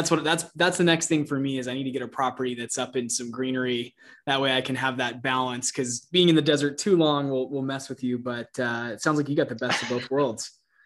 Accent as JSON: {"language": "English", "town": "Mesa", "region": "Arizona", "country": "United States", "tie": "born or raised there", "said": "born and raised here in the area, in the East Valley Mesa area."}